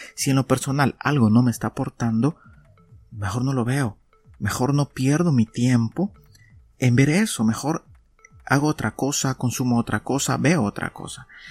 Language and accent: Spanish; El Salvador; aquí en mi país, en El Salvador